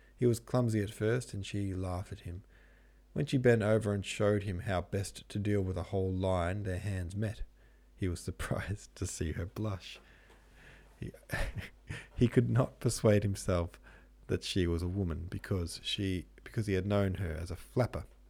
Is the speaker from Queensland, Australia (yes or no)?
no; Melbourne, Victoria, Australia; Melbourne, where I'm from